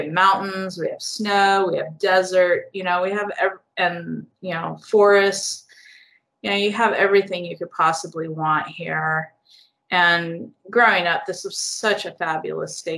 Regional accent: California, United States; this is my home state

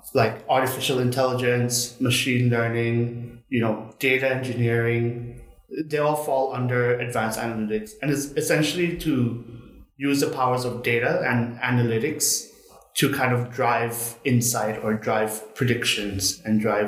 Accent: Bangkok, Thailand; I was born and raised in Bangkok itself

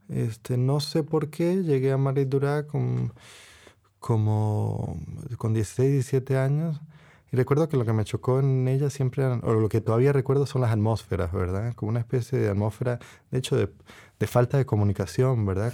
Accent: Costa Rica; moved away as an adult; also born or lived in Puerto Rico / United States; now in Cambridge, United Kingdom; soy de dos países, ¿verdad? Nací en Costa Rica, mi padre es tico, mi madre es boricua, puertorriqueña

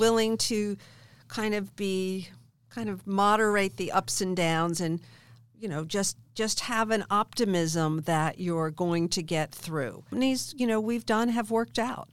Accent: outside of Philadelphia, Pennsylvania, United States; I grew up in Philadelph-, outside of Philadelphia

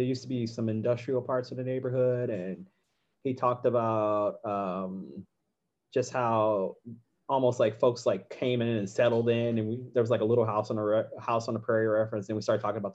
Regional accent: Midwest, United States; moved away as an adult; now in Boston, United States; I'm from the Midwest originally

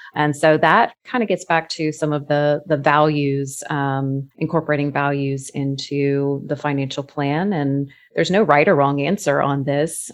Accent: Florida, United States; I was that kid growing up in Florida

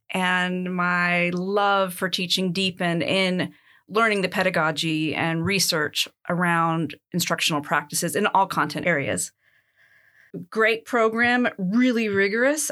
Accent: United States; moved away as an adult; now in Athens, Greece; I was born in the United States

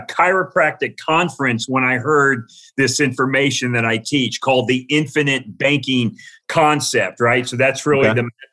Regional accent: Florida, United States; moved away as an adult; also born or lived in St. Louis, Missouri; now in Kansas City, United States; I was raised in Florida

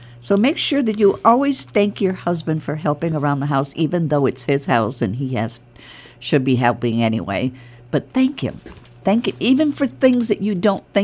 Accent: New York, United States; I'm a New Yorker

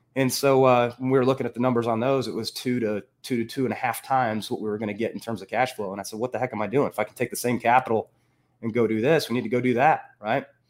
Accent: Northern Illinois, United States; moved away as an adult; also born or lived in Iowa / Minneapolis; I grew up in Northern Illinois

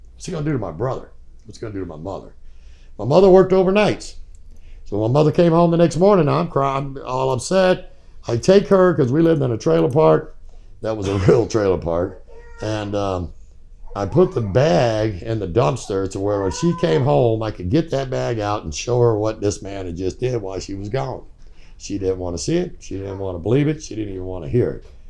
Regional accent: Virginia, United States; also born or lived in San Jose, California; We went back to Virginia because that's where I was born

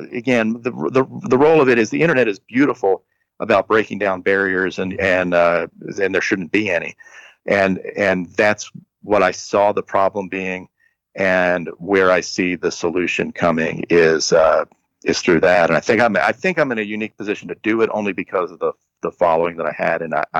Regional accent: Nebraska, United States; but I played in, I grew up in Nebraska and nobody came out to see me.

